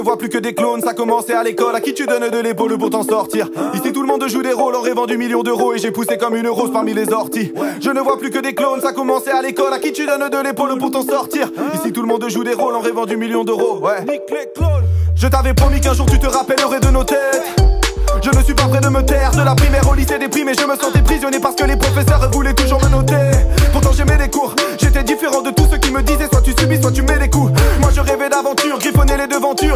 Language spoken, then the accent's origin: French; France; je suis français